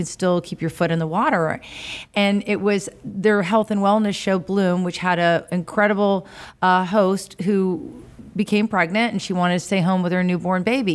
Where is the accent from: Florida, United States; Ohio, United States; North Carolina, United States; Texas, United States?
Florida, United States; Tampa; also born or lived in Auburn, Alabama / Montgomery, Alabama; I'm from here. I'm third generation, you know, born and raised in Tampa